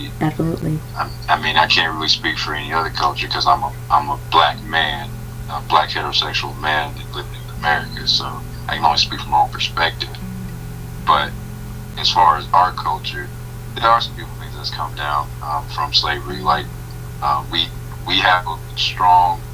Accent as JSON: {"language": "English", "area": "Gadsden", "region": "Alabama", "country": "United States", "tie": "born or raised there", "moved": "yes", "lives_now": "Atlanta, United States", "said": "I've seen my dad every single day before I moved from Gaston, Alabama to Atlanta, Georgia"}